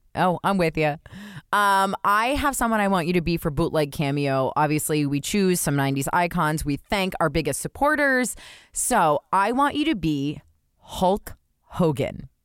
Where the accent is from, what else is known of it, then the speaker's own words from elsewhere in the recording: New Jersey, United States; I grew up in Jersey